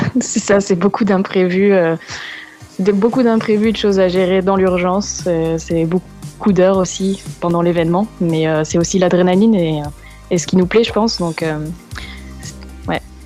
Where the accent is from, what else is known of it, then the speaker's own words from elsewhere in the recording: France; on est français